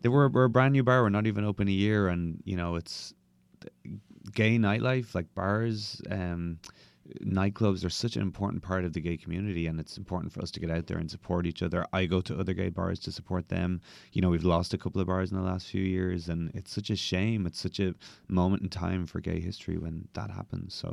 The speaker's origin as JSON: {"language": "English", "town": "Dublin", "region": "Leinster", "country": "Ireland", "moved": "as an adult", "lives_now": "New York City, United States", "said": "I am originally from Dublin, Ireland, and now I live"}